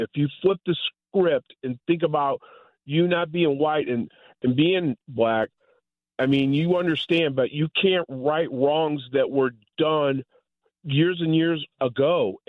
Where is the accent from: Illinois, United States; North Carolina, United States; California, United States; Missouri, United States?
Missouri, United States; St. Louis; a St. Louisan who was born and raised in Louisville Avenue, went to Dewey Elementary, and have been here my whole life.